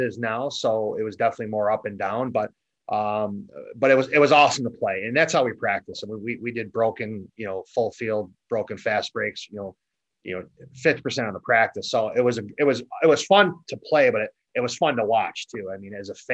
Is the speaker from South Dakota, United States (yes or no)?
no; Elbridge, New York, United States; I grew up in Elbridge, New York. It's a small town just west of Syracuse